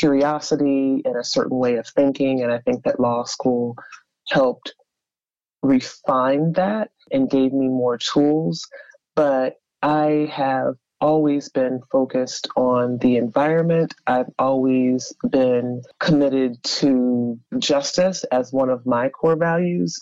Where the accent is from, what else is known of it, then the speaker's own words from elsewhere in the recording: Howard County, central Maryland, United States; also born or lived in Baltimore, Maryland; I grew up in central Maryland, Howard County, mm-hmm. for the most part